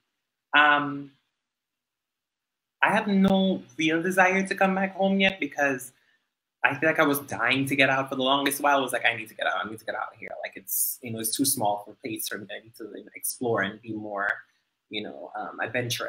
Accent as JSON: {"language": "English", "country": "Dominican Republic", "tie": "born or raised there", "said": "growing up in Dominica"}